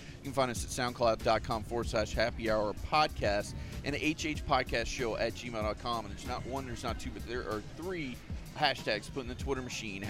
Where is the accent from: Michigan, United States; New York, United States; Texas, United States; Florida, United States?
Florida, United States; Polk County; I'm born and raised here in Polk County